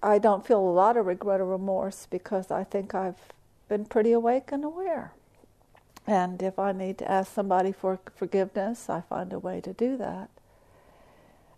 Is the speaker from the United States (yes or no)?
yes; Texas, United States; I'm from Texas or the South